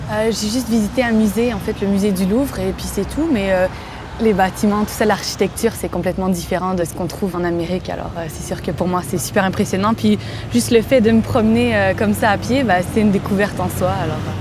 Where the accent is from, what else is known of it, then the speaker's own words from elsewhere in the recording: Quebec, Canada; j'ai 26 ans, je viens du Québec